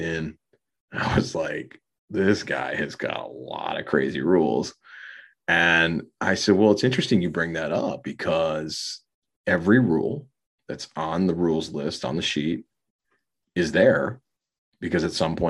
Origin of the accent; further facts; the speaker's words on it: Minneapolis, Minnesota, United States; my hometown